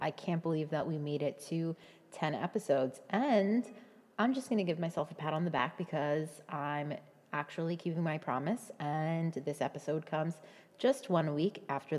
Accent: New York, United States; accent: tame; now in New Jersey, United States; I live in New Jersey, but I grew up in New York, and I have the most tame accent

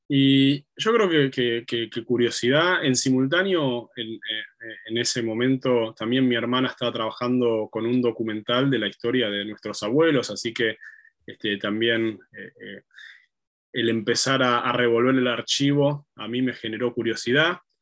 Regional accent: Buenos Aires, Argentina; yo soy de, Argentina, de Buenos Aires, la ciudad de Buenos Aires

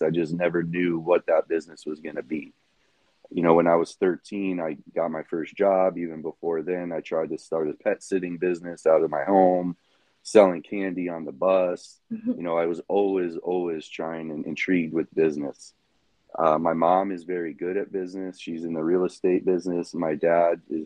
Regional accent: Southwest Florida, United States; also born or lived in Chicago, Illinois; I was born in Chicago, and I left there with my parents' decision that we left when I was 8. So I've been in Southwest Florida for almost 30 years

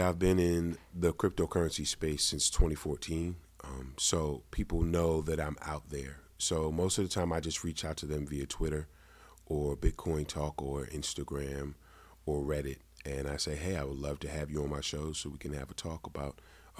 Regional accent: New York, United States; now in Delaware, United States; Well, I live here in Delaware. I'm originally from New York.

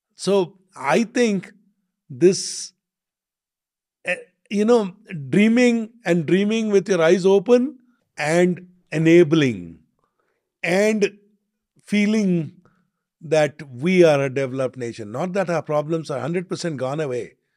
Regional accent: India; being an Indian

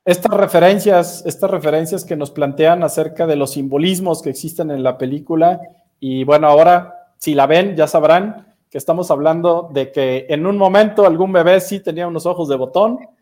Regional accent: Mexico City, Mexico; moved away; Yo todavía soy de los que dice DF

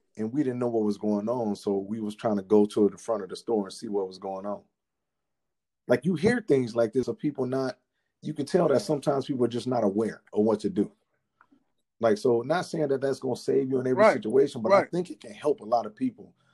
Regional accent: United States; Kenosha, which is very close to my hometown

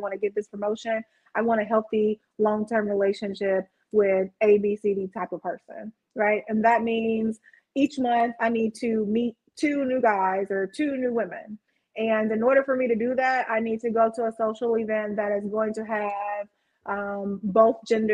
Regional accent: Alabama, United States; moved away as an adult; now in Chicago, United States; I didn't grow up in Chicago. I'm from Alabama.

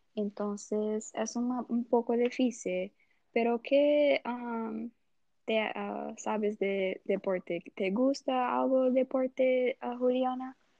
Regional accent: Brazil; Spanish is a second language; moved away; yo soy brasileña

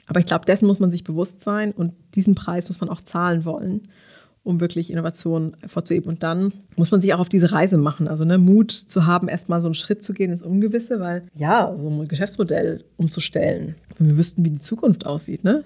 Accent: Karlsruhe, Baden-Württemberg, Germany; ich komme ja selber aus Karlsruhe

